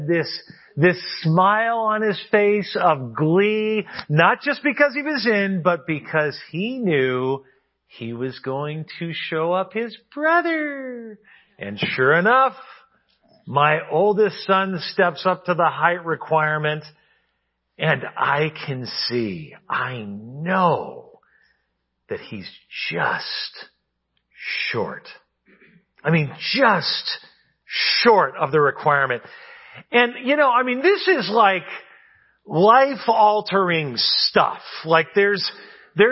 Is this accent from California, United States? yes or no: yes; California, United States; moved away as an adult; also born or lived in New York City; my home state of California, where I now live